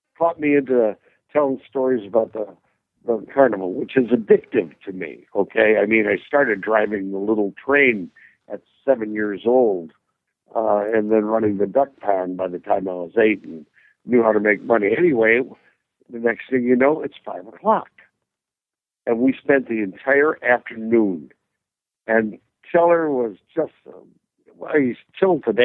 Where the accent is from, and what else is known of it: Red Granite, Wisconsin, United States; born or raised there